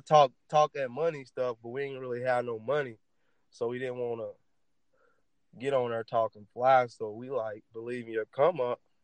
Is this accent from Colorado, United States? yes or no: no; Louisville, Kentucky, United States; That's where that's where I'm from, the West End of Louisville